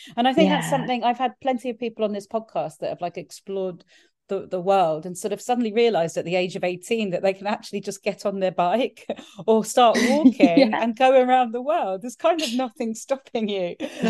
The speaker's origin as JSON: {"language": "English", "country": "Spain", "tie": "born or raised there", "said": "But I grew up in Spain and moved there when we were seven. We went down on the coach."}